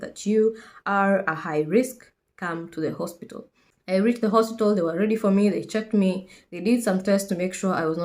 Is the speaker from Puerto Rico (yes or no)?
no; Kenya; moved away as an adult; now in United Kingdom; I am a Kenyan nurse currently based in the UK